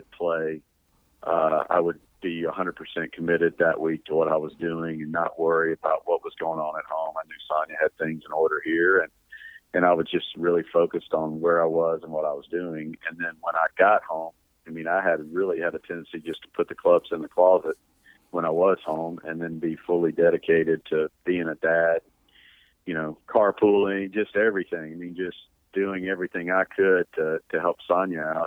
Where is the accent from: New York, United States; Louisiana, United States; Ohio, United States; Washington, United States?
Louisiana, United States; growing up in Louisiana